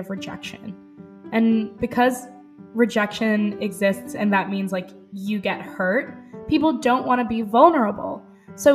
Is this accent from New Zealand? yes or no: no; New York City, New York, United States; I'm 25 years old, born and raised in New York City